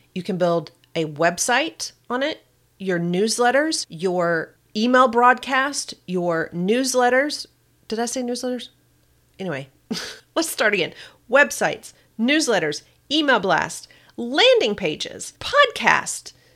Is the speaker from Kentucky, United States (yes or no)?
yes; Kentucky, United States; accent: Kentucky; my little Kentucky accent